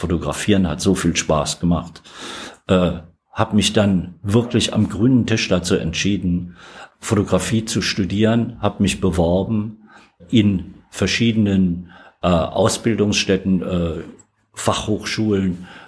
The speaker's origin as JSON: {"language": "German", "town": "Alsfeld", "region": "Hesse", "country": "Germany", "tie": "born there", "said": "Geboren in Alsfeld in Hessen."}